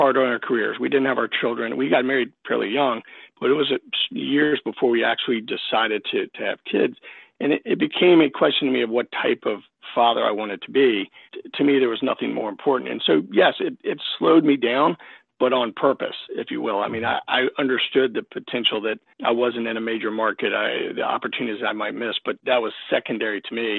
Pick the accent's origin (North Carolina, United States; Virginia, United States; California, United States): Virginia, United States; Williamsburg; moved away as an adult; now in New Jersey, United States; I was from the Williamsburg, Virginia area in general, and my wife was, and we had all our roots are very, very deep in that area.